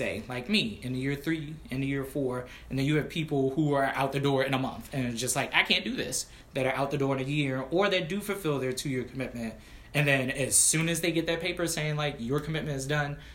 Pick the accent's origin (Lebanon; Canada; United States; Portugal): United States; Washington, District of Columbia; moved away; also born or lived in Prince George's County, Maryland; I grew up in Southeast DC, which again is the reason why my family was like, nope, let's move to PG County.